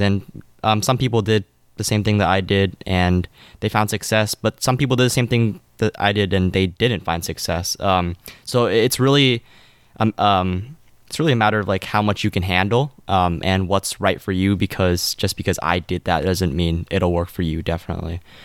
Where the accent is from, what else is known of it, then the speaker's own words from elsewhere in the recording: California, United States; I'm from California